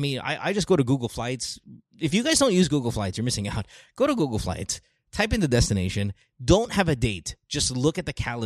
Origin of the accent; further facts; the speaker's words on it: Philippines; now in United States; I grew up in the Philippines